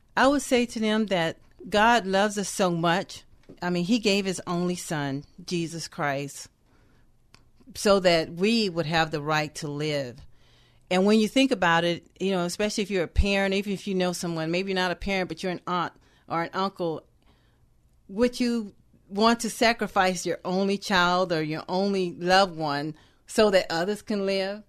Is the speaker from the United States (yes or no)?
yes; the South, United States; I am from the South